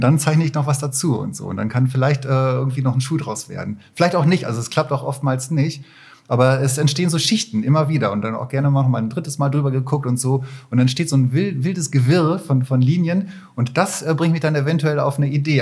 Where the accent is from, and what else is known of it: Barsinghausen, Lower Saxony, Germany; born or raised there; moved away as an adult; also born or lived in Katowice, Poland; now in Düsseldorf, Germany